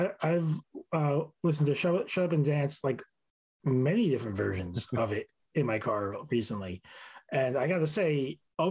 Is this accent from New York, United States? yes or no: yes; New York City, New York, United States; born or raised there